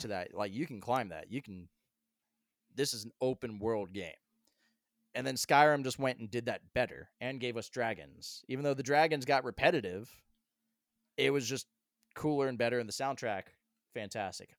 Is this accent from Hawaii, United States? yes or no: no; Colorado, United States; now in Asheville, United States; I grew up in Colorado as a kid